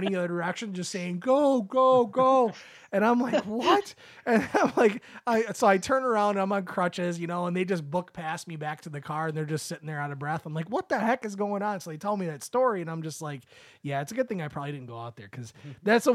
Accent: Michigan, United States; we're from Michigan, so it's like it's flat land

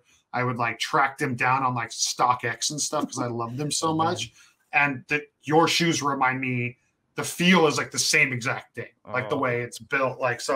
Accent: California, United States; also born or lived in New Mexico; I am from California

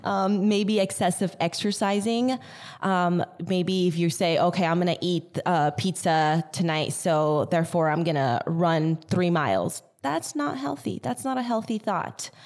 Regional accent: Yucca Valley, California, United States; born or raised there; also born or lived in Artesia, California / Los Angeles County

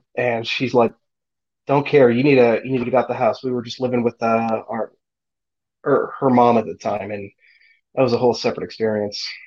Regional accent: Wisconsin, United States; moved away as an adult; also born or lived in Janesville, Wisconsin / Racine, Wisconsin; now in Arkansas, United States; I grew up in Wisconsin. I was born in Janesville.

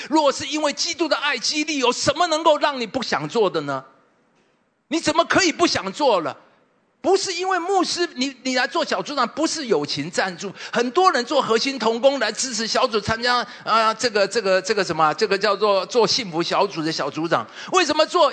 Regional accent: Taipei, Taiwan; 我是民街出身，我这边住了很多年，从二十岁就住在太顺街呢

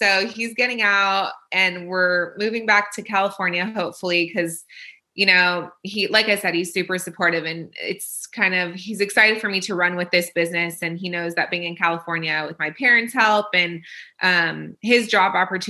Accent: Israel; born there; So I was born in Israel.

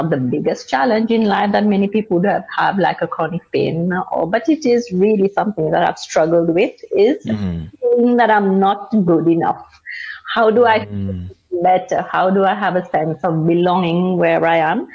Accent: Seychelles; moved away as an adult; now in Luxembourg; I come from Seychelles. I moved to Luxembourg right after my university studies

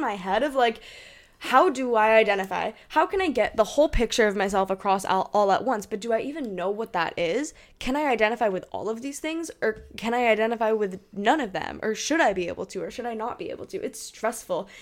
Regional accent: New Hampshire, United States; moved away; also born or lived in Hong Kong; I am from New Hampshire

